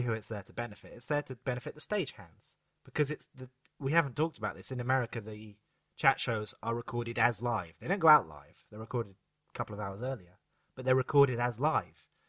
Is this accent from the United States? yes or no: no; United Kingdom; we're all British and restrained